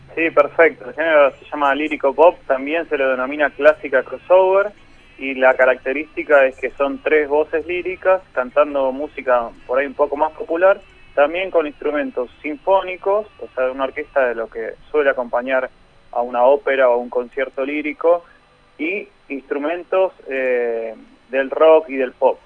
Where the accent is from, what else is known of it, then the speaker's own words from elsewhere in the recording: Argentina; como argentinos